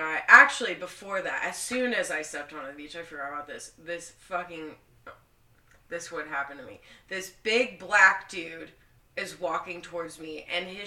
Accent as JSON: {"language": "English", "region": "Oklahoma", "country": "United States", "said": "I'm from Oklahoma"}